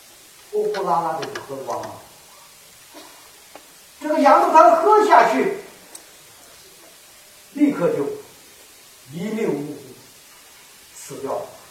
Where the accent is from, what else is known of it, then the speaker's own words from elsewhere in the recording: Kaifeng, Henan, China; now in Guangdong, China; 我的老家河南开封，呃，郑州那一带